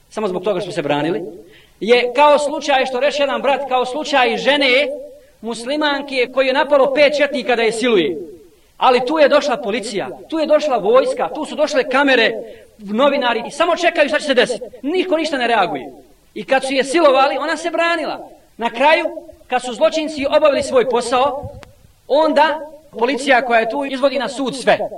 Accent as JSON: {"language": "Croatian", "country": "Bosnia & Herzegovina"}